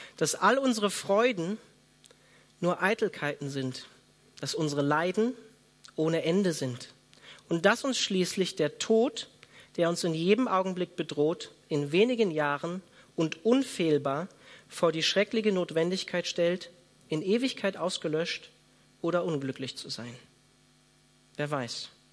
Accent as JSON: {"language": "German", "country": "Germany", "said": "hier bei uns in Deutschland"}